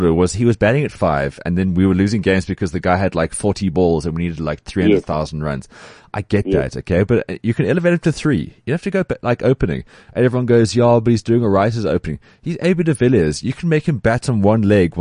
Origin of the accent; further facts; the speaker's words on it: South Africa; as South African fans